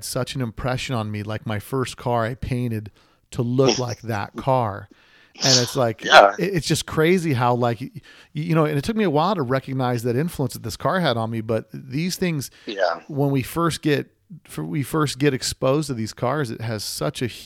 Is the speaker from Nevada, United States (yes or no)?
yes; Las Vegas, Nevada, United States; I'm from Vegas